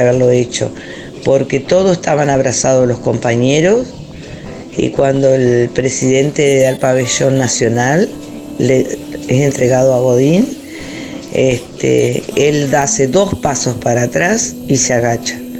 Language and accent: Spanish; Uruguay; todos somos uruguayos